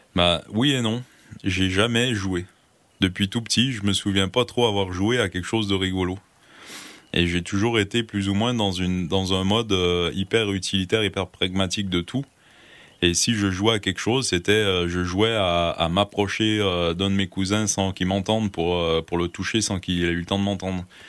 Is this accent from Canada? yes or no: yes; Gaspésie, Quebec, Canada; also born or lived in Brussels, Belgium; now in France; j'ai grandi en Gaspésie